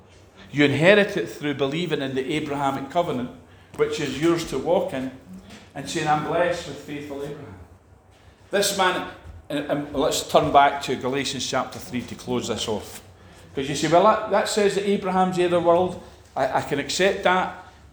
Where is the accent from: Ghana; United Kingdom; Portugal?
United Kingdom; Scotland; We're just wee Scottish people. Amen. We're just Scottish.